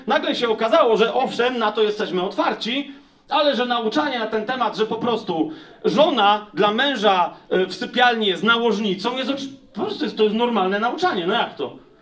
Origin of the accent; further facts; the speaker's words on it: Poland; ja jestem z Polski